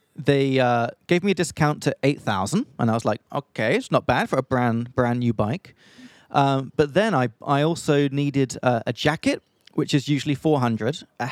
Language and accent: English; England, United Kingdom; moved away as an adult; also born or lived in Czech Republic; now in Australia; from England